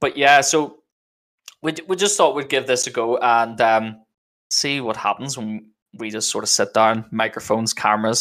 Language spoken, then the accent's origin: English; Northern Ireland, United Kingdom; I'm a Mixer streamer and I'm from Northern Ireland